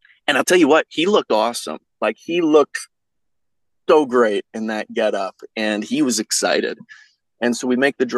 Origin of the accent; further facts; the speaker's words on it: Texas, United States; now in Idaho, United States; I grew up in it. I'm from Texas. I live in Idaho right now